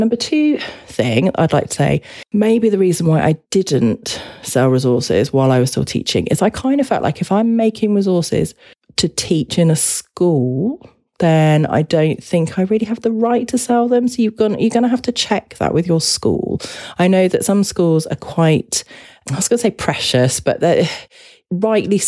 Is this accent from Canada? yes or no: no; United Kingdom; as a British person